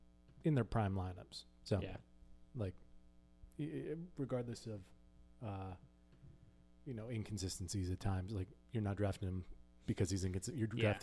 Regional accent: Minnesota, United States; I was born in Minnesota

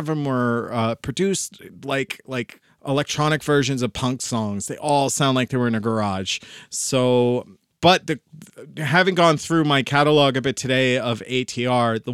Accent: United States; I'm American.

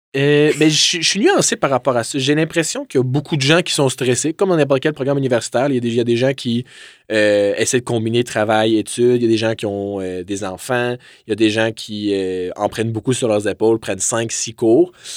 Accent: Drummondville, Quebec, Canada; moved away as an adult; now in Quebec City, Canada; je viens originellement de Drummondville, donc je suis venu à Québec pour mes études.

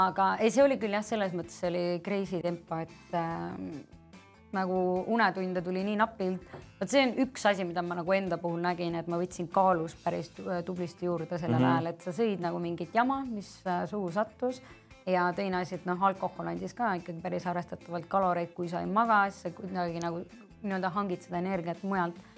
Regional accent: Väätsa, Järva County, Estonia; moved away as an adult; now in Tallinn, Estonia; ma olen pärit Järvamaalt, Väätsalt

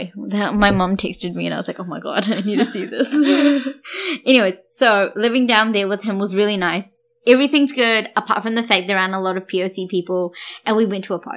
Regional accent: Wellington, New Zealand; now in Auckland, New Zealand; growing up in Wellington and, you know, then coming over and moving into Auckland

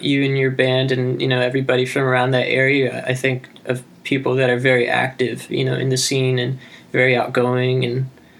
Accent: Michigan, United States; now in Philadelphia, United States; I'm from Michigan

